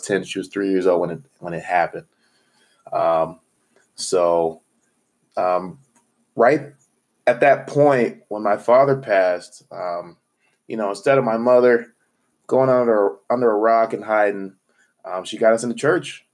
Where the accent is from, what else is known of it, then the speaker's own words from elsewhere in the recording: Phoenix, Arizona, United States; moved away as an adult; also born or lived in Missouri; I'm from Phoenix, Arizona played sports through high school